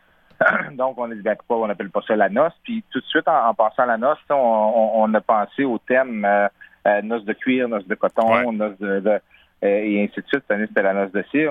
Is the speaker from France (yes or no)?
no; Saguenay, Quebec, Canada; dans ma ville natale, dans mon festival